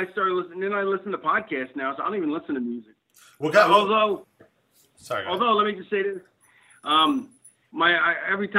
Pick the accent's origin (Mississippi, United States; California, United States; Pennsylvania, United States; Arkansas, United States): Pennsylvania, United States; Philadelphia; moved away as an adult; also born or lived in Connecticut; I was born in the 60s, but I grew up in the 70s in Philly